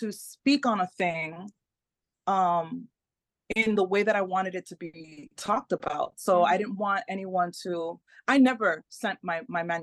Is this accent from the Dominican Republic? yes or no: yes; Dominican Republic; first language Spanish; English is a second language; also born or lived in United States; So my parents are from the Caribbean. I'm I'm